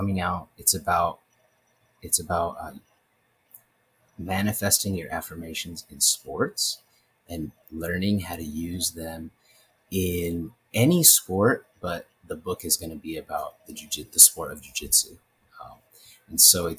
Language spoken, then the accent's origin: English; Los Angeles, California, United States; also born or lived in New York / Santa Barbara / Simi Valley; I'm from the San Fernando Valley, so from Los Angeles area, greater LA, and I grew up, I went to school in Bel Air and Los Angeles and Mulholland, all these places I lived